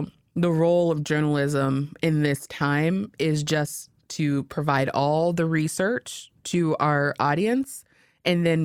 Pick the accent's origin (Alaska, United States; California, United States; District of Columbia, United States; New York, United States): Alaska, United States; growing up in Alaska